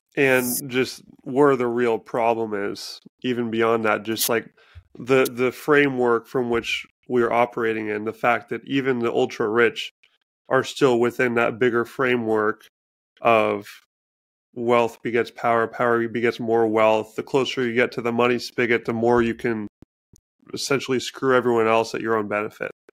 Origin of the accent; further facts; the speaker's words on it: Washington, United States; living in my home state of Washington